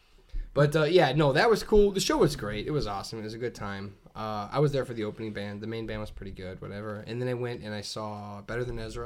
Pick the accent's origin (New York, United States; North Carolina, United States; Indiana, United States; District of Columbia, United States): Indiana, United States; Northwest; I'm from Northwest Indiana